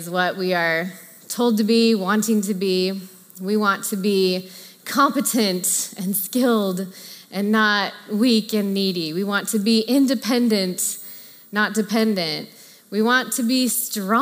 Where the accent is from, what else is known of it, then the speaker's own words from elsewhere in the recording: Orange County, Southern California, United States; my unintentional mantra growing up in Southern California was look good, be good, do good